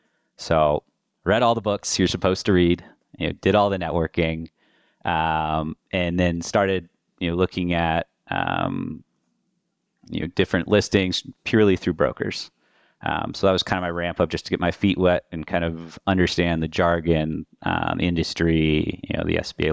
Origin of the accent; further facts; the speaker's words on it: Colorado, United States; With that, a little background on myself. I'm originally from Colorado.